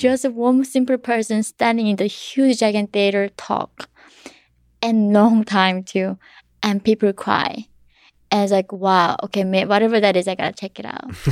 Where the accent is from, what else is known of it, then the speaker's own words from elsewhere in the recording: North Korea; now in United States; my mom taught me growing up in North Korea